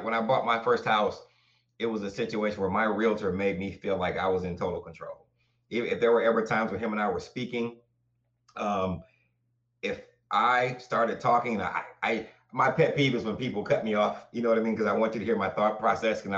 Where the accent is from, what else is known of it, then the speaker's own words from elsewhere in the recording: Arkansas, United States; also born or lived in Flint, Michigan / Waterford, Michigan; now in Michigan, United States; I was born in Flint, Michigan. My grandparents moved us to Arkansas. I was raised in Arkansas.